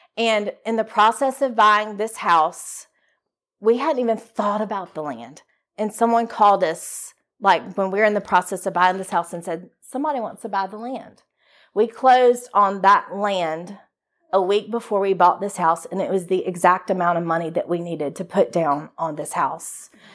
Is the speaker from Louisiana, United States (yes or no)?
yes; Shreveport, Louisiana, United States; moved away as an adult; now in Jackson, Mississippi, United States; I'm from Shreveport, Louisiana. I was raised in a Christian home.